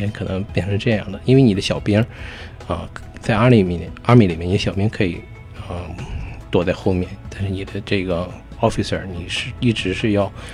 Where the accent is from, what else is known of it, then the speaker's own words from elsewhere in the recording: China; now in United States; 我们中国人